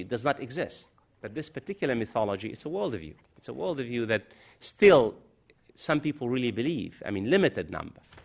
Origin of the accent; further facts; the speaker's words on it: United States; now in London, United Kingdom; I'm an American.